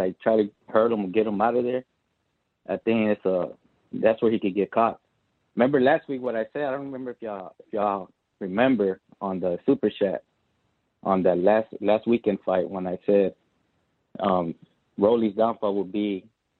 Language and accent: English; Miami, Florida, United States; moved away; I'm from Miami originally